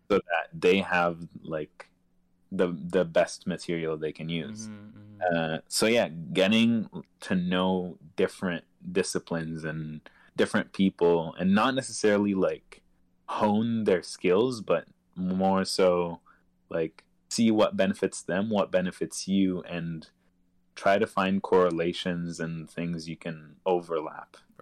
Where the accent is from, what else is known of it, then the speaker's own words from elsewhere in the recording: Egypt; moved away; growing up in Egypt